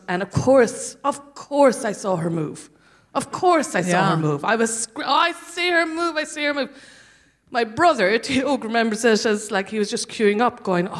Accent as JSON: {"language": "English", "town": "Cork", "region": "Munster", "country": "Ireland", "tie": "born or raised there", "moved": "yes", "lives_now": "London, United Kingdom", "said": "I'm from Cork"}